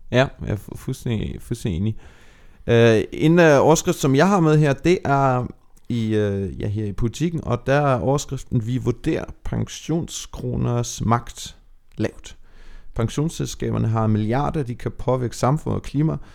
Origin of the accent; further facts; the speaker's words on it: Germany; nu er jeg opvokset i Tyskland